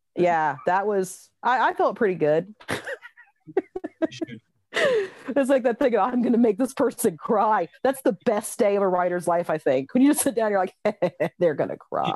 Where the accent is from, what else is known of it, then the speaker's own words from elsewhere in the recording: United States; moved away as an adult; now in Wexford, Ireland; I'm an American